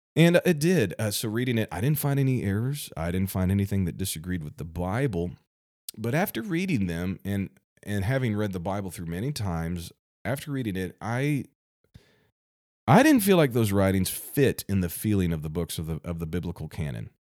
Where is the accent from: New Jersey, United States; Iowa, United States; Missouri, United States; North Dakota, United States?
Missouri, United States; my home state, Missouri.